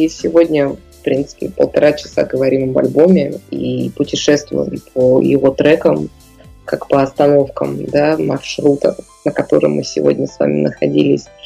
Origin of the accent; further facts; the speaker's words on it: Chukotka Autonomous Okrug, Russia; Я с Чукотки. Я, я, я, я могу вам сказать, что вы, э, жители э, Беларуси, для нас, для Чукч, являетесь жители, жителями материка.